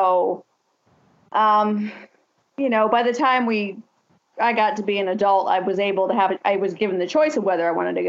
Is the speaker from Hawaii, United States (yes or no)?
no; Lima, Ohio, United States; I was, back home in Lima. That's where I'm from. My parents were both also born and raised in that church.